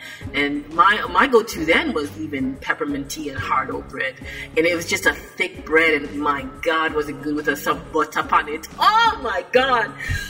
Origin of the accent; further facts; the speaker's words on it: Jamaica; But the core essence of being Jamaican was having a very unique individual culture that was enriched by its food.